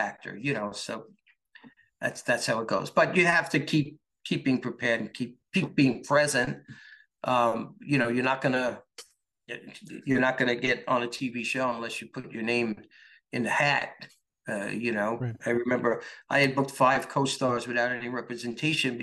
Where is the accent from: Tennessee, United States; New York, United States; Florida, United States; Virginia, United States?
New York, United States; I'm a New York guy